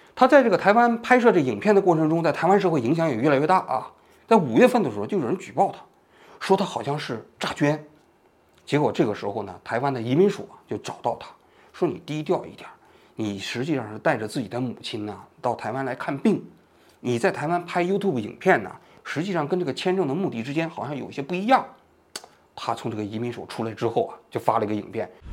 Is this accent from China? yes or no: yes; China; 作为我们大陆人